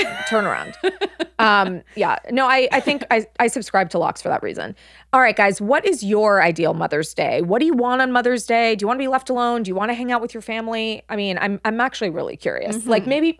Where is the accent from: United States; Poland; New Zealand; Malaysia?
United States; Los Angeles, California; I'm from Los Angeles.